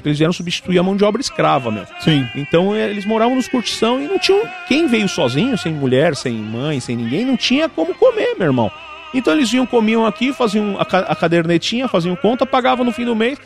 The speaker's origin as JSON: {"language": "Portuguese", "region": "São Paulo", "country": "Brazil", "tie": "born or raised there", "said": "Eu cresci metade na Casa Verde, metade no Bexiga, quem é de São Paulo conhece"}